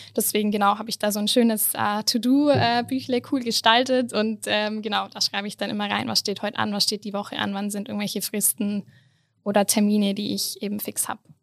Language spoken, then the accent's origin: German; Allgäu, Bavaria, Germany; moved away as an adult; now in Innsbruck, Austria; komme ursprünglich ähm, aus dem Allgäu, ähm, bin in den Bergen äh, quasi groß geworden